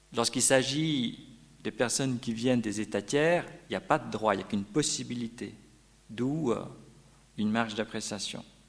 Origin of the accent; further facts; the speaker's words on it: Vaud, Switzerland; Chez nous, en Pays de Vaud